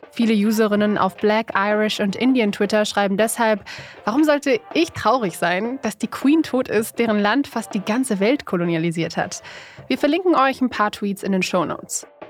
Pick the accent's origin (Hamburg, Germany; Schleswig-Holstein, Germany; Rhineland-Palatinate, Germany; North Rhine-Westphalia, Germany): North Rhine-Westphalia, Germany; Duisburg; in meiner Heimatstadt Duisburg